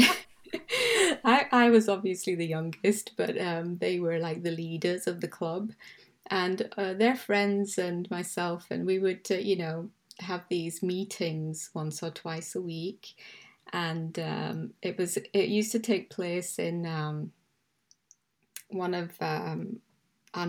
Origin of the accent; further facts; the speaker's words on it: Karachi, Sindh, Pakistan; also born or lived in England / Belfast, Northern Ireland; now in West Yorkshire, United Kingdom; I was born in England, but I actually grew up, spent my formative years in Karachi from, say, maybe the age of 10.